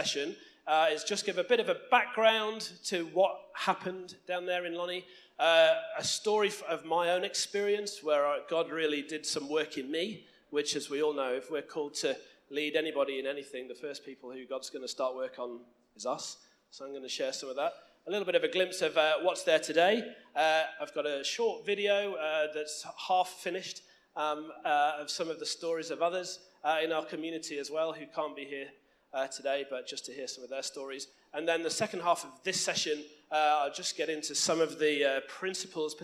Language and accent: English; United Kingdom; moved away as an adult; now in Launceston, Australia; We grew up in another small island that you might have heard of, off the northwest coast of France, somewhere known as the previously United, Kingdom.